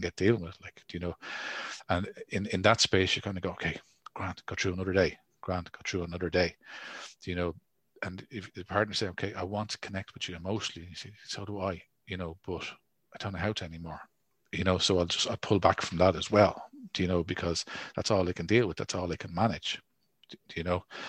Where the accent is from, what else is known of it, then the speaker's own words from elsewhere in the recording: Ireland; as Irish people